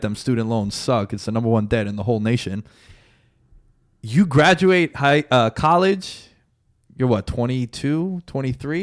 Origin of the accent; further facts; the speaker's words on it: United States; Now we grew up in the States, right? We're Americans